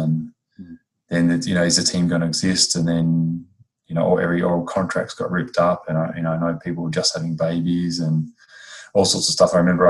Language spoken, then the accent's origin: English; New Zealand; rocked up, and I remember I was from New Zealand.